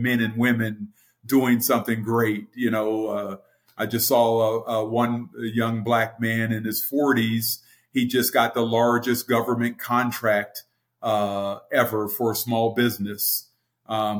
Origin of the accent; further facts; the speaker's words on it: Sacramento, California, United States; a black kid growing up in Sacramento, California, Northern California